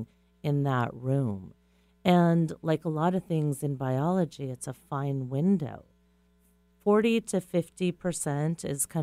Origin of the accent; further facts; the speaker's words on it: Kauai, Hawaii, United States; moved away; I grew up in Kauai, where I had the joy of living through 2 hurricanes